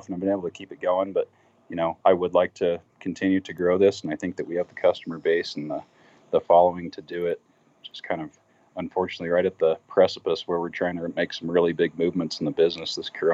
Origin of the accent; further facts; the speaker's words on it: Wyoming, United States; born and raised in Wyoming. I'm currently in Casper, in central Wyoming